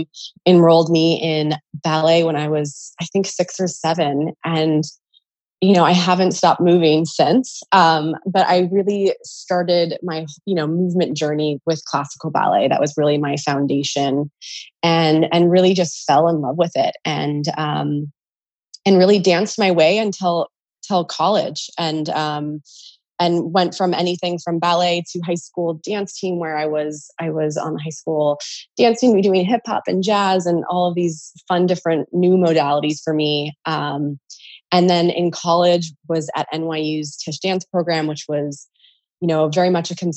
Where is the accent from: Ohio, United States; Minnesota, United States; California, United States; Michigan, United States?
California, United States; moved away; I'm originally from California